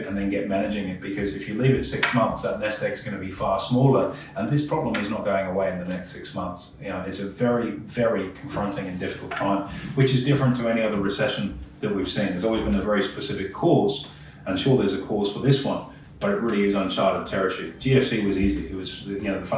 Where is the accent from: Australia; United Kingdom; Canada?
Australia